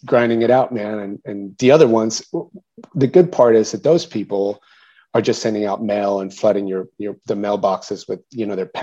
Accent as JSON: {"language": "English", "town": "San Antonio", "region": "Texas", "country": "United States", "tie": "born or raised there", "also_born_or_lived": "Mexico City, Mexico"}